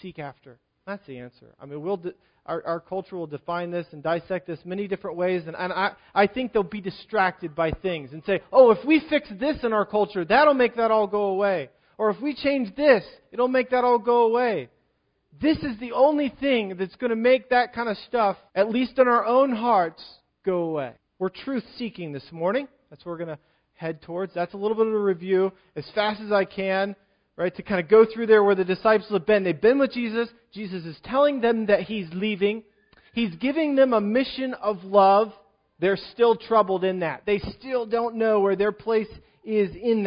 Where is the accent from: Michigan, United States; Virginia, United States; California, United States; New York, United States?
Virginia, United States; now in Pennsylvania, United States; I grew up in Virginia